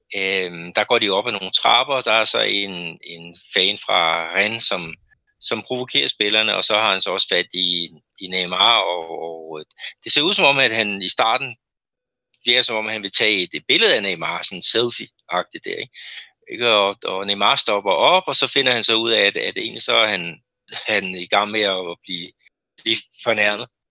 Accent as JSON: {"language": "Danish", "country": "Denmark", "moved": "as an adult", "lives_now": "Brazil", "said": "vores, vores rigtig gode øh, venner øh, hjemme i Danmark"}